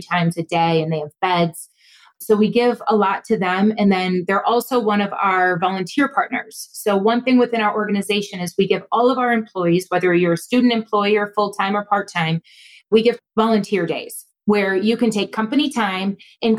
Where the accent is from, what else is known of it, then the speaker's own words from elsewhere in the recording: Buffalo, New York, United States; now in Rochester, United States; I grew up in Buffalo